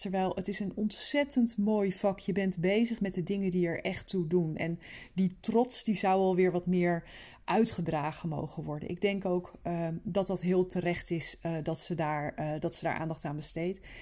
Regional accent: Netherlands; als Nederlanders

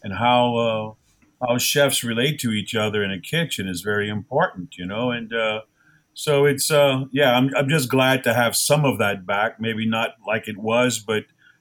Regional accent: Golden Meadow, Louisiana, United States; I come from Golden Meadow, Louisiana, which isn't the end of the world, but you can see it from there

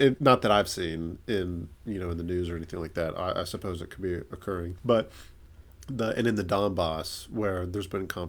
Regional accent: United States; I'm Scots-Irish, but I'm American.

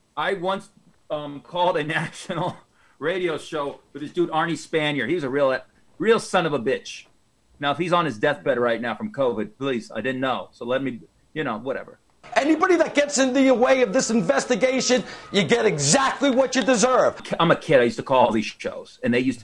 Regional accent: Las Vegas, Nevada, United States; growing up in Vegas in the uh, 80s and 90s

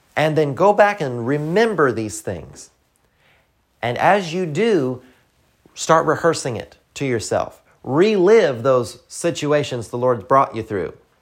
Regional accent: the South, United States; accent: Southern; I'm from the South

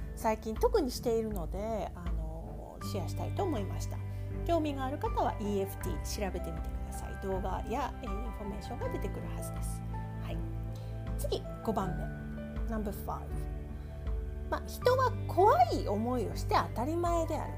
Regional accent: Kansai, Japan; 私はですね、やっぱり関西で育ってるんで

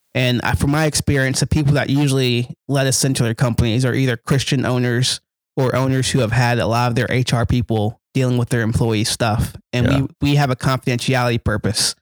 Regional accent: Gloucester, Virginia, United States; I grew up in Gloucester, Virginia, another small place

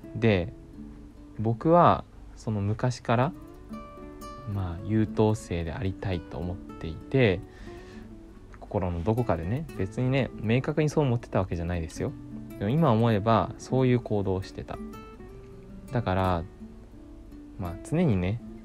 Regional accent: Ōki, Fukuoka, Japan; 僕ね、福岡県の大木町っていう小さなね、町の出身なんです

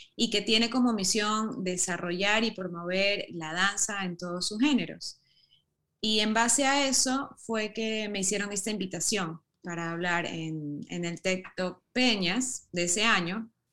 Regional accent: Ecuador; also born or lived in United States; tengo raíces europeas, pero he vivido toda mi vida en el Ecuador, me siento muy ecuatoriana

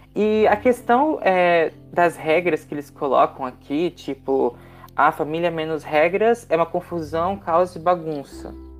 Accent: Brazil

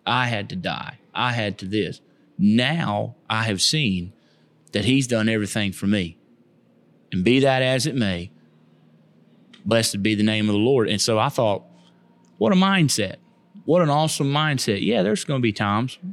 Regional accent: Keysville, Florida, United States; moved away as an adult; now in Sterlington, United States; I was born and raised in Keysville, Lithia area, off of Edison Road

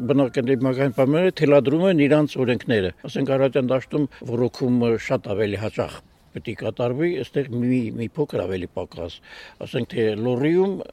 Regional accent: Aygedzor, Tavush, Armenia; moved away as an adult; also born or lived in Ashtarak / Berd; Ես ես ծնունդով ես գյուղից եմ, Հայգեձորից եմ բայց դրսում եմ միշտ աշխատել

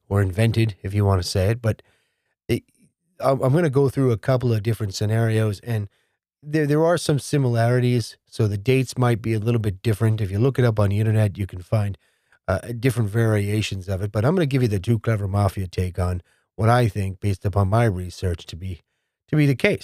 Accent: New Jersey, United States; Princeton, New Jersey, my home state

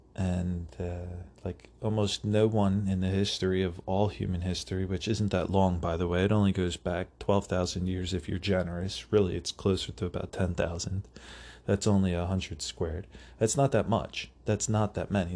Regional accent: United States; as an American

